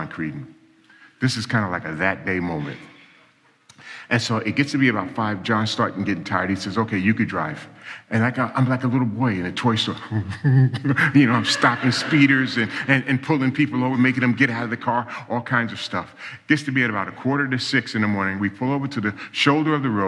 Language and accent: English; New York City, New York, United States; I was born and raised in New York City, and I grew up in a real dysfunctional family.